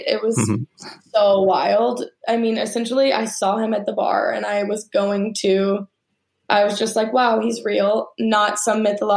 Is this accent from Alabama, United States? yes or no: yes; Alabama, United States; I grew up in Alabama